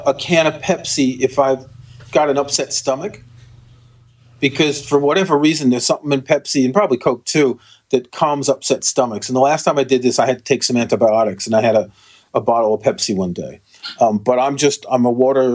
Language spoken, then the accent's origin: English; New York, United States; We grew up in New York